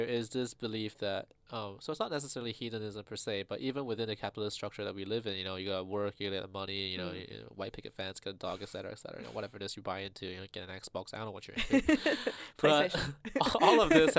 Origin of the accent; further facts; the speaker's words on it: China; moved away; I grew up in China